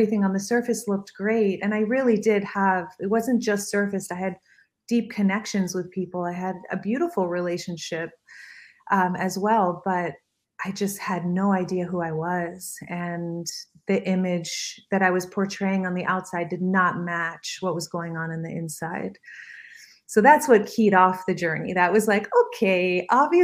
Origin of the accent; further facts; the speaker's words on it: Miami Beach, Florida, United States; I was raised in Miami Beach